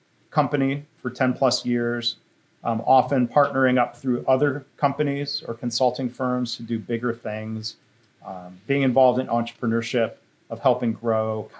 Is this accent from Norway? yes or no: no; Livonia, Michigan, United States; moved away; also born or lived in Chicago, Illinois / Massachusetts; I started my career in my hometown of Livonia, Michigan, at General Motors